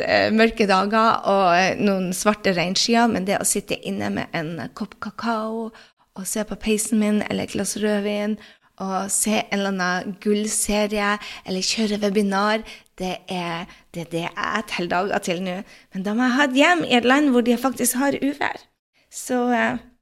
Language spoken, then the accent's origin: Norwegian; Norway; moved away